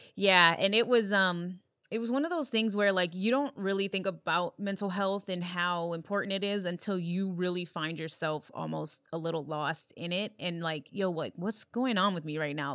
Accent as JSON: {"language": "English", "town": "Yorktown", "region": "Virginia", "country": "United States", "tie": "born or raised there", "also_born_or_lived": "Illinois", "moved": "yes", "lives_now": "Minnesota, United States", "said": "grew up in Yorktown, Virginia, but then, you know, lived in Illinois for the most of my life"}